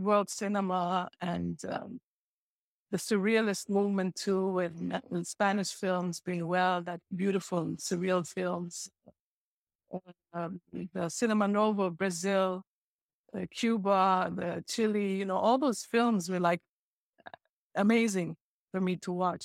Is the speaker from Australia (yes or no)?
no; Beirut, Beirut Governorate, Lebanon; also born or lived in Jordan / Nablus / San Francisco; growing up in Lebanon